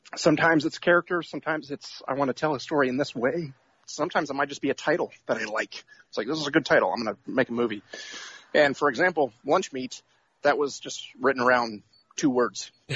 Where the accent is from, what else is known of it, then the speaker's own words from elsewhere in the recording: Atlanta, Georgia, United States; I'm from Atlanta, Georgia, but right now I am in Cape Cod, Massachusetts.